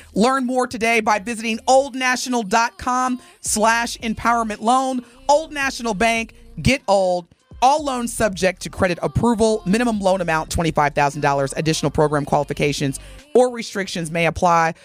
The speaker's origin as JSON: {"language": "English", "region": "Indiana", "country": "United States", "said": "I'm from Indiana"}